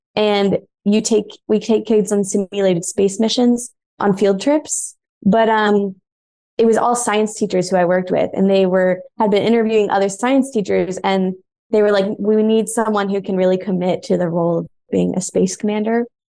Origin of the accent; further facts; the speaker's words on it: Atlanta, Georgia, United States; moved away as an adult; also born or lived in Boston / New York; now in Los Angeles, United States; I grew up in Atlanta, but then I went to college elsewhere in Georgia